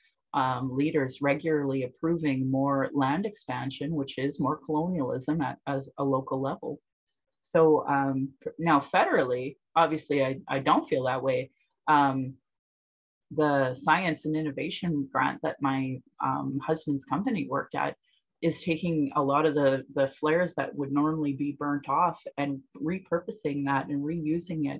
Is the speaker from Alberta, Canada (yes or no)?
yes; Sylvan Lake, Alberta, Canada; also born or lived in Calgary; where I grew up in Sylvan Lake